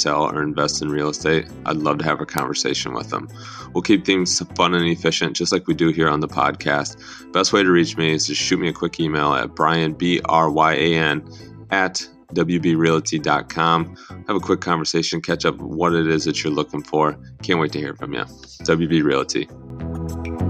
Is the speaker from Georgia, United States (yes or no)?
no; Algona, Iowa, United States; moved away; back in my hometown of Algona